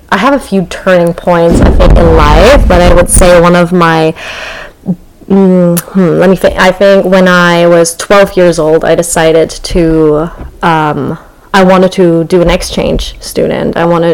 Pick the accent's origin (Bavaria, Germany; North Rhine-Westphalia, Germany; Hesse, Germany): Hesse, Germany; Frankfurt; born or raised there; English is a second language; moved away as an adult; now in Los Angeles, United States